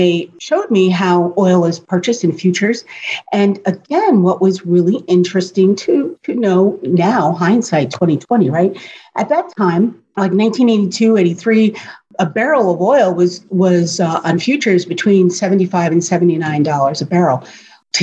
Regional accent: Warwick, New York, United States; moved away as an adult; also born or lived in Nutley, New Jersey; now in Florida, United States; I grew up in Warwick, New York

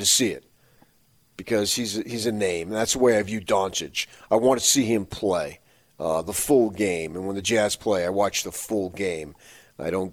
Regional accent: Phoenix, Arizona, United States; moved away; my hometown.

